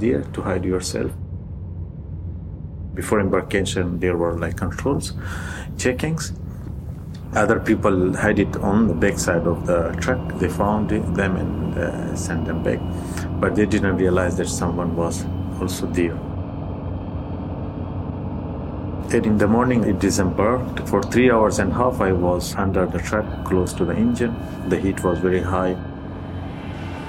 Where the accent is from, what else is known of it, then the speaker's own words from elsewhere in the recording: Helmand, Afghanistan; also born or lived in Pakistan; now in Italy; I come from south of Afghanistan. The region is called Helmand. I was sent outside of Afghanistan by my mother just to not fight for Taliban's in civil war in 90s.